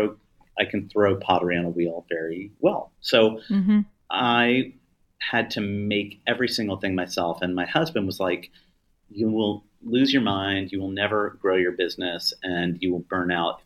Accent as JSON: {"language": "English", "country": "United States", "tie": "born or raised there", "moved": "yes", "said": "I come, by the way, from a small farm town that is not thriving in the current world."}